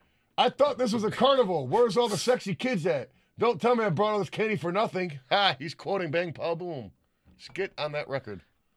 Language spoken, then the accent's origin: English; London, United Kingdom; …. I take it with me wherever I go.